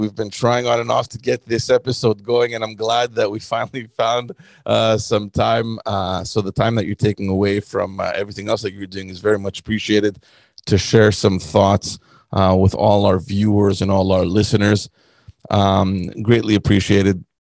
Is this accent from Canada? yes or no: yes; Canada; over here in Canada